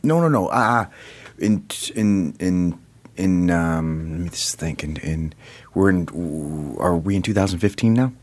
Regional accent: South Bend, Indiana, United States; moved away as an adult; I moved, uh, to the South Bend area when I was ten

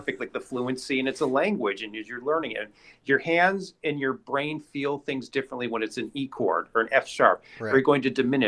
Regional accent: Cleveland, Ohio, United States; moved away as an adult; also born or lived in Indianapolis, Indiana; now in Los Angeles, United States; I'm from Cleveland, Ohio

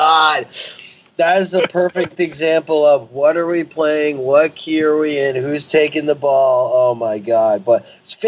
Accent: Hartford, Connecticut, United States; my hometown show, Hartford

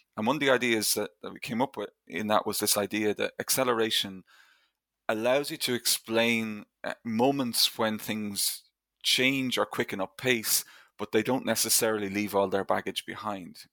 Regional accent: Ireland; I grew up in Ireland, obviously, in, in the 1980s and 1990s

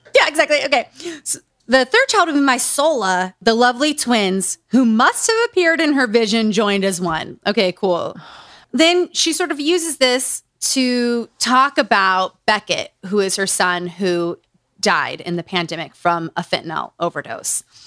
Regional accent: Utah, United States; Growing up in Utah.

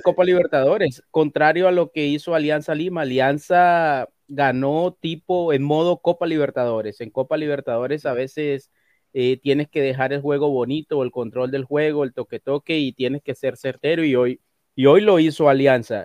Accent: Santa Marta, Magdalena, Colombia; soy de Santa Marta, que está ahí a, a 40 minutos de Barranquilla

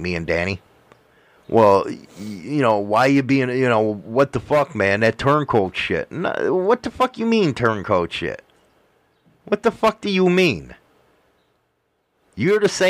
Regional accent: Midwest, United States; I come from Midwest

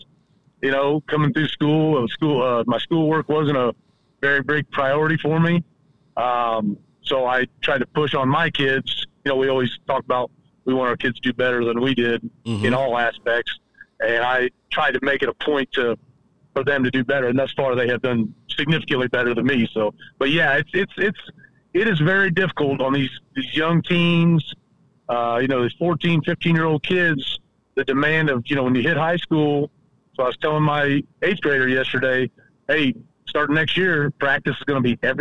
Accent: Marion, Indiana, United States; I grew up in Marion.

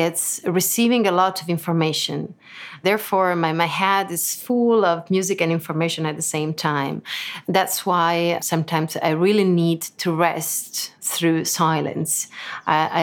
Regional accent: Lucca, Tuscany, Italy; English is a second language; moved away as an adult; now in Lugano, Switzerland; I was born in Lucca in Italy, so I'm Italian, but I live in Switzerland since a couple of years. I live in Lugano.

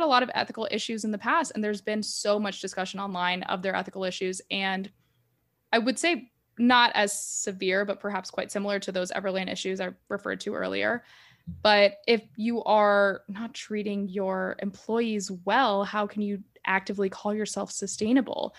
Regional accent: United States; as an American

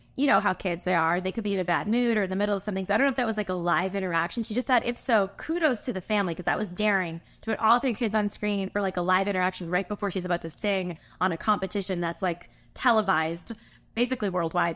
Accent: California, United States; I'm from California

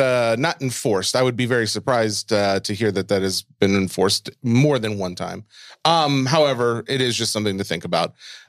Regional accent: Boston, Massachusetts, United States; I'm from Boston.

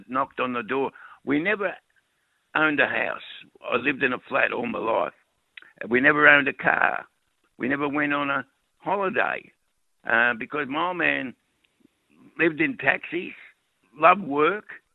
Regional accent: Melbourne, Victoria, Australia; I was born, bred, educated, married. I married the girl that lived opposite me in Richmond, in Lennox Street, Richmond.

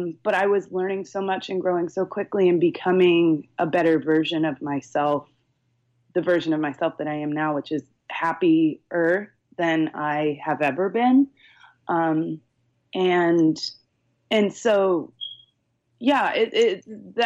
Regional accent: Charleston, South Carolina, United States; also born or lived in Chicago; now in San Luis Obispo, United States; I grew up on the East Coast. I'm originally from Charleston, South Carolina.

